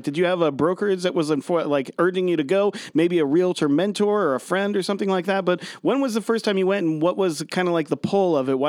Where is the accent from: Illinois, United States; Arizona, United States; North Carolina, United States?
Illinois, United States; Mount Vernon; I went to high school in Mount Vernon, Illinois.